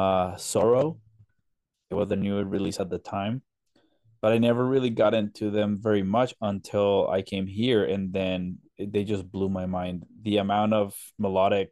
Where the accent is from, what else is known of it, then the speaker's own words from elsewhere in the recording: Colombia; moved away; I grew up in Colombia, South America